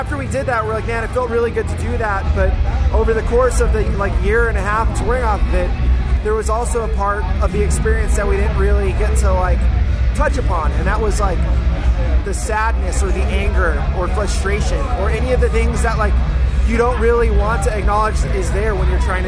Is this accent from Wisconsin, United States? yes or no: no; Hawaii, United States; moved away as an adult; also born or lived in San Diego, California; now in Oceanside, United States; I was born in Hawaii. Ah, so okay. I'm a native Hawaiian